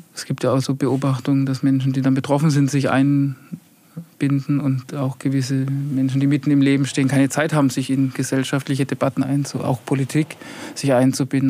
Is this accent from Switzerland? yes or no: no; Heilbronn, Baden-Württemberg, Germany; now in Untergruppenbach, Germany; Ich komme aus Heilbronn. Also Heilbronn ist so für mich wirklich Heimat.